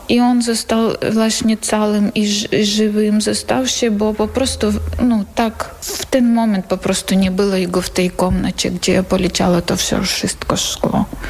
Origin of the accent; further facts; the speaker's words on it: Bakhmut, Donetsk Oblast, Ukraine; Polish is a second language; moved away as an adult; now in Poland; Jestem z miasta Bachmut. Przyjechałam tutaj do Polski z miasta Bachmut.